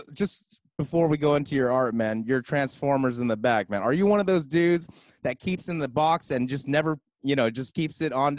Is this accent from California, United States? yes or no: yes; West Covina, California, United States; now in Brea, United States; I grew up in West Covina, Phil. So I grew up a lot of Filipinos, man.